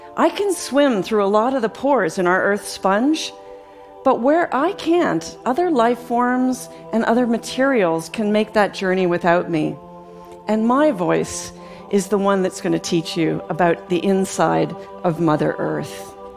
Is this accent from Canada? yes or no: yes; Canada; growing up in Canada as a young girl